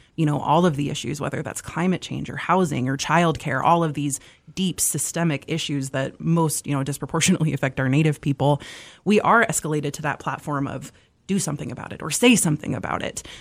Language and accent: English; Malta, Montana, United States; moved away as an adult; now in Missoula, United States; I'm originally from Malta, Montana, um, over in northeastern Montana, about sixty miles south of the Canadian border.